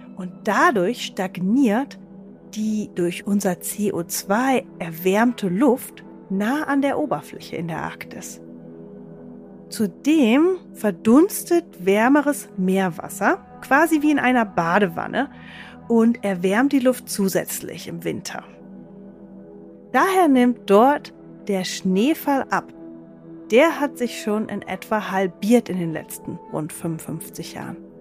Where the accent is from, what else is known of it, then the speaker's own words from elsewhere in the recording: Germany; bei uns in Deutschland